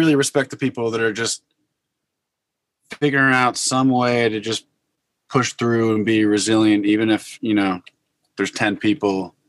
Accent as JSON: {"language": "English", "region": "Connecticut", "country": "United States", "tie": "born or raised there", "also_born_or_lived": "New York / Boston", "said": "I grew up in Connecticut and spent time in New York and Boston"}